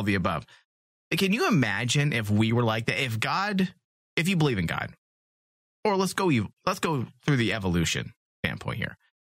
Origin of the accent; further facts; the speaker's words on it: New York, United States; I'm from New York. This is what we did.